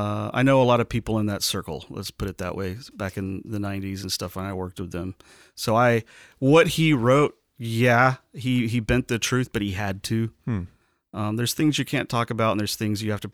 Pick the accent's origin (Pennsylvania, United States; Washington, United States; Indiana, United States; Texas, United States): Texas, United States; I'm from Texas.